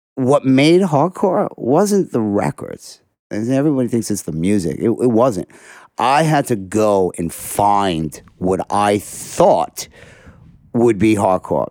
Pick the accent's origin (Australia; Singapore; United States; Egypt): United States; New York City, New York; I'm a kid from Sheepshead Bay